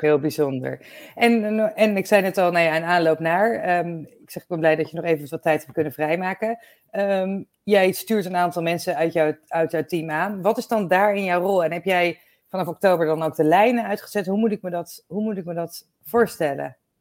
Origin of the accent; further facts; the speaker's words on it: Netherlands; we zijn daar natuurlijk als Nederlanders best wel een bijzonder volkje